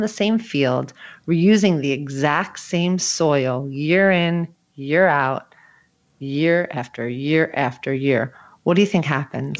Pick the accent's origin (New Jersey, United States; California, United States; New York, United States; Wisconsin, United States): New Jersey, United States; Again, I'm from New Jersey.